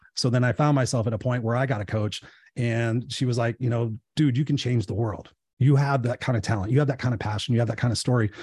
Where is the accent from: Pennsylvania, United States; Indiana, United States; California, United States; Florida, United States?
California, United States; Inglewood; I grew up in Inglewood